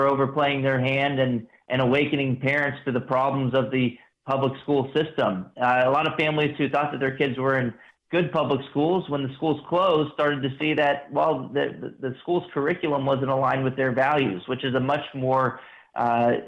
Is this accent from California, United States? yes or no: no; Texas, United States; also born or lived in Washington, D.C.; I also am a Texas resident, and I grew up in Texas, went to Texas public schools all through K through 12